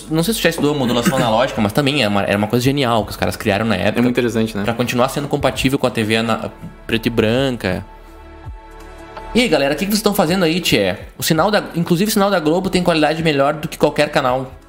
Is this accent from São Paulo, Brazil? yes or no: no; Palmeira das Missões, Rio Grande do Sul, Brazil; born there; now in Porto Alegre, Brazil; aqui, do, de Porto Alegre, Rio Grande do Sul. Eu nasci em Palmeira das Missões. Uma cidade desconhecida, fica no norte do estado.